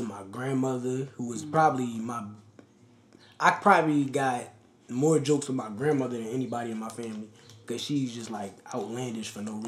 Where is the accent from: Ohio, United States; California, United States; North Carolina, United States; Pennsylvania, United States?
Pennsylvania, United States; Philadelphia; also born or lived in New York; we both from Philly.